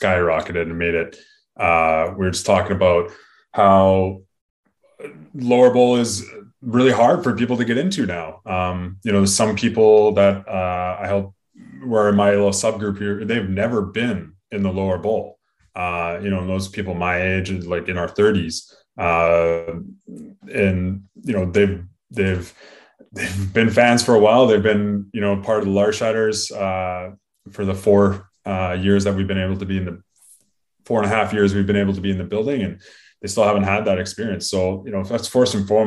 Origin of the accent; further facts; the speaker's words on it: Canada; we are Canadian first and foremost as well, and we're hockey fans